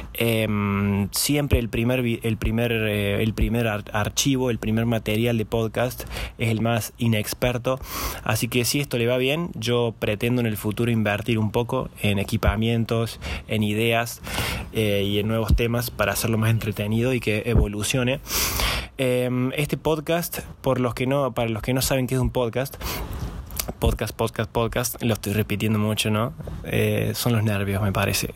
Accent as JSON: {"language": "Spanish", "region": "Córdoba", "country": "Argentina", "first_language": "Spanish", "said": "Yo soy eh, cordobés, soy argentino"}